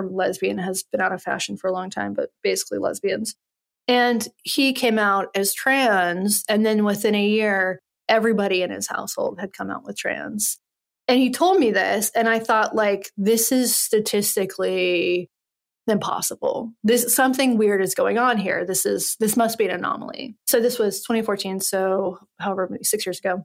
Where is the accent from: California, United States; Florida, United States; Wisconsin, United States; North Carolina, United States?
North Carolina, United States; Western; moved away; I'm from Western North Carolina. I came from a place where I didn't know any gay people. There was like two gay boys, two out boys in my high school